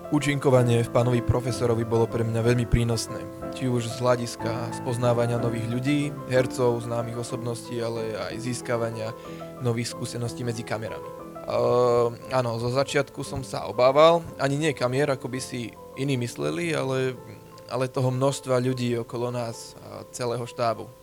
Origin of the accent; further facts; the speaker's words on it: Podolie, Trnava Region, Slovakia; v rámci dediny, ochotnícke divadlo, eh, odkiaľ pochádzam, teda Podolie